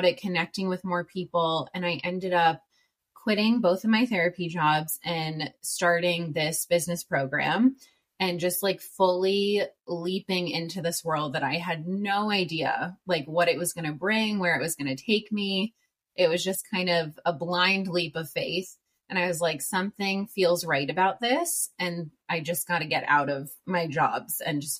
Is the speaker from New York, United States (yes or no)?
yes; New York, United States; moved away as an adult; also born or lived in Worcester, Massachusetts; now in San Diego, United States; I'm from New York. I moved to San Diego, California in August 2019, so almost 4 years now